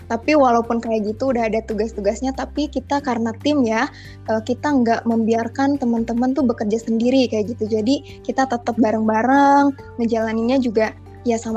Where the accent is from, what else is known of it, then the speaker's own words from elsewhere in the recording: Kuningan, West Java, Indonesia; Aku dari Kimia angkatan 2019, asal aku dari Kuningan.